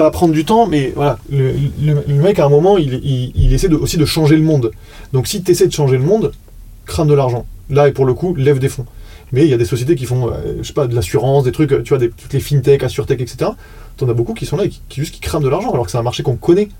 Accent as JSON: {"language": "French", "country": "France", "said": "on est français"}